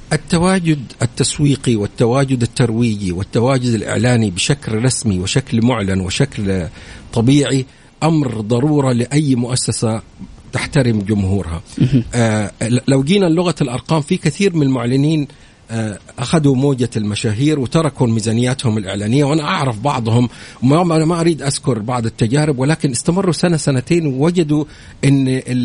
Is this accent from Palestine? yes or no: no; Saudi Arabia